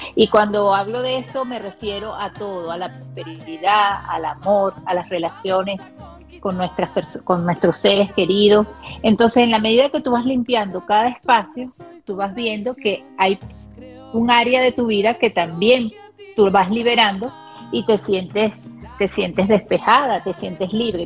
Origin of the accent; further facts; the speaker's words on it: Venezuela; soy venezolana también